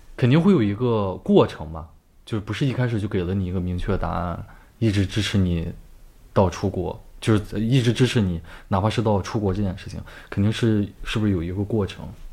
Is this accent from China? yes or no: yes; China; moved away; 我们中国人